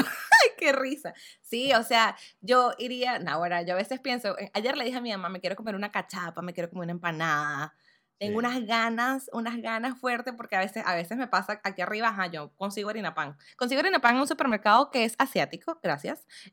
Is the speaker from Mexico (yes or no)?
no; Venezuela; accent: Venezuelan; now in United States